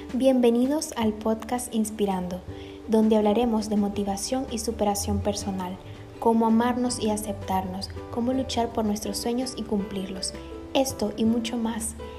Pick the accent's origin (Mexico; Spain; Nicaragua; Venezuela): Nicaragua; now in Panama; soy nicaragüense viviendo en Panamá